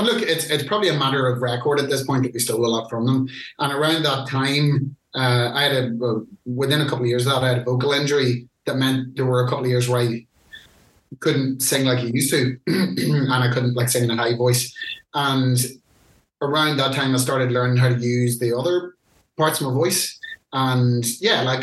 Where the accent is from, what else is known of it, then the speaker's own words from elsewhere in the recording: Ireland; being Irish